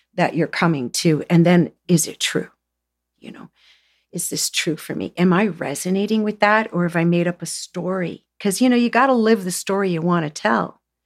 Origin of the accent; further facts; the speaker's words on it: Southern Ontario, Canada; I came from Southern Ontario, everybody smoked. We grew tobacco